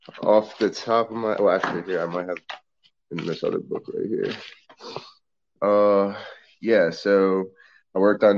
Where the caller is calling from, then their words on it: New Orleans, Louisiana, United States; It's a funny story. I'm actually sitting in New Orleans right now.